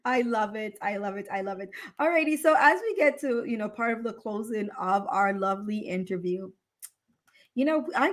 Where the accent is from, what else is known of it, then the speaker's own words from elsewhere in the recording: Jamaica; now in Houston, United States; I am from Jamaica and I left when I was younger.